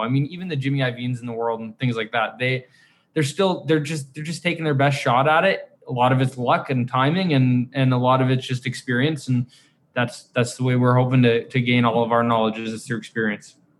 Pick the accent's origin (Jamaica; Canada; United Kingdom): Canada; we're we're Canadian